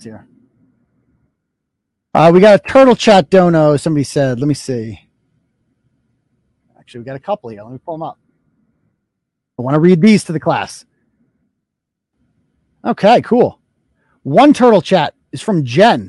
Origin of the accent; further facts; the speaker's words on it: Worcester, Massachusetts, United States; now in Holden, United States; I'm from Worcester. I started the blog in Worcester.